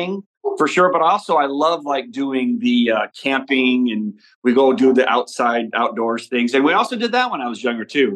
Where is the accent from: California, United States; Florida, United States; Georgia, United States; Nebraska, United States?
Nebraska, United States; Omaha; we grew up in Omaha, Nebraska, and it's all football